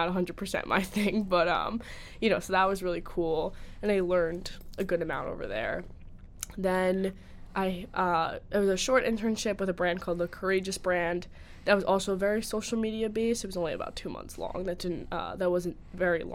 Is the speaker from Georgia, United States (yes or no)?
no; New Jersey, United States; I'm from New Jersey